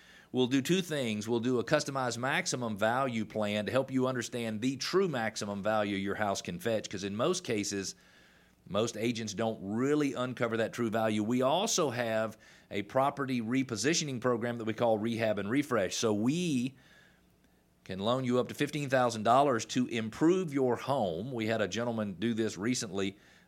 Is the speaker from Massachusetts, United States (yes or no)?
no; Atlanta, Georgia, United States; also born or lived in Indiana / South Carolina / Illinois; you are a native of Metro Atlanta. I was born in Metro Atlanta in 1968. I've lived in Atlanta most of my life, with the exception of 10 years where I worked for another company, and I lived in Indiana, I lived in South Carolina